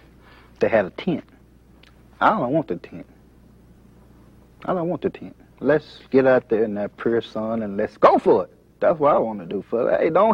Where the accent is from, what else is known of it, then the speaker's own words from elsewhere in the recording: Conneaut, Ohio, United States; I'm from Little Conneaut. I'm from Conneaut. That's on the other side of Marsh. A little small country. A little country town.